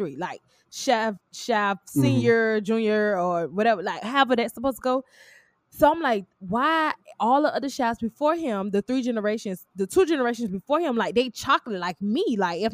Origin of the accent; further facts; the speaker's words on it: Miami, Florida, United States; I'm from Miami